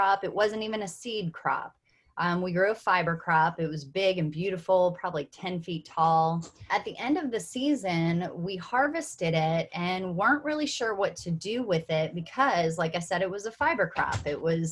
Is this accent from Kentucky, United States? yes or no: yes; Kentucky, United States; I'm from Kentucky.